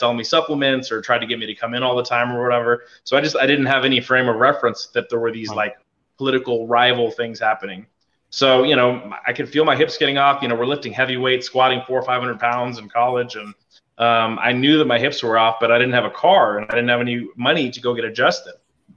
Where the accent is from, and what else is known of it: Albuquerque, New Mexico, United States; born or raised there; moved away as an adult; also born or lived in Colorado